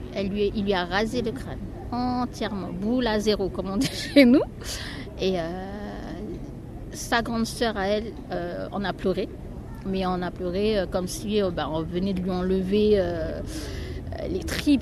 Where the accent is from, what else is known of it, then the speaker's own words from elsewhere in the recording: New Caledonia; moved away; je viens de la Nouvelle-Calédonie